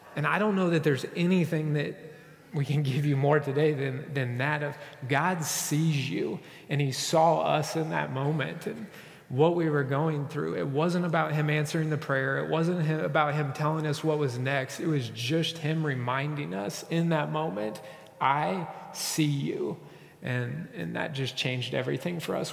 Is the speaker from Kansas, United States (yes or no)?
yes; Kansas, United States; I said, Kansas